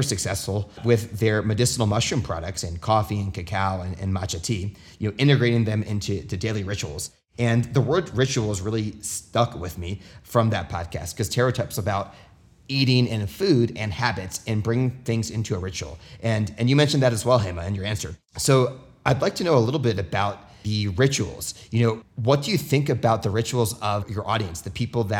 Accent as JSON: {"language": "English", "country": "United States", "tie": "born or raised there", "said": "growing up in the United States"}